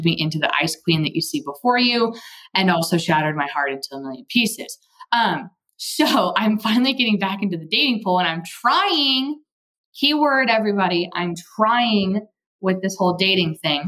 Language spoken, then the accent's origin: English; Texas, United States; I'm from Texas and have taken Spanish in college and high school